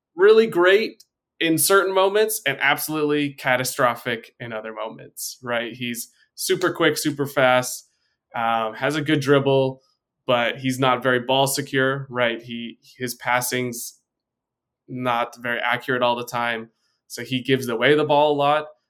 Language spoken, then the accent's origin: English; United States; I'm an American